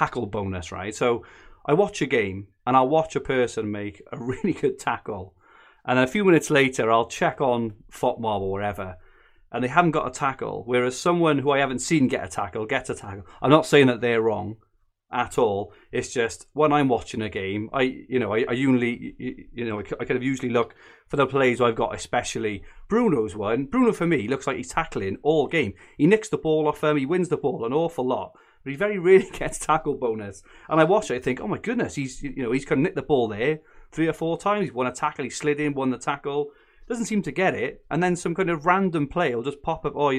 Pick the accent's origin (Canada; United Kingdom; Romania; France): United Kingdom; Barry, Wales; moved away; I'm from Barry originally, so I've got a little bit of a twang there